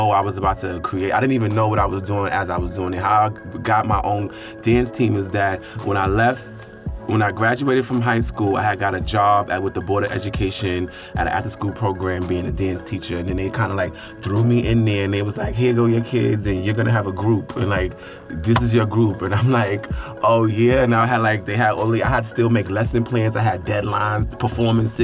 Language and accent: English; New York City, New York, United States; I'm from Harlem